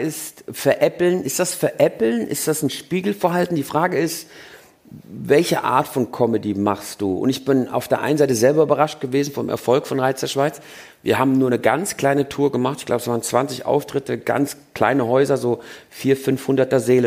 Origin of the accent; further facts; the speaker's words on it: Germany; first language German; moved away as an adult; now in Switzerland; mein Vater hat meinem Bruder und mir nicht zugetraut, zweisprachig aufzuwachsen. Das glaubte er, das funktioniert nicht. Also war er der Meinung, wir fangen erstmal mit der deutschen Sprache